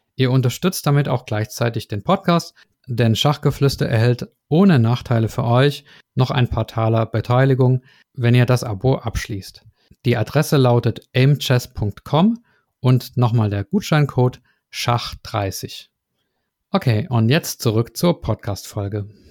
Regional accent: Swabia, Baden-Württemberg, Germany; moved away; ins Schwabenland, meine alte Heimat

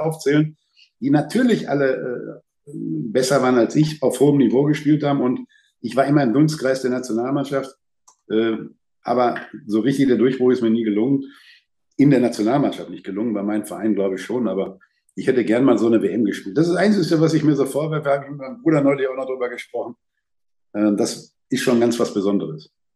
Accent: Lippstadt, North Rhine-Westphalia, Germany; now in Dortmund, Germany; Ich bin auf der Straße groß geworden, da war eine englische Kaserne mit Schotten, da war ein Italiener als erster Gastarbeiter

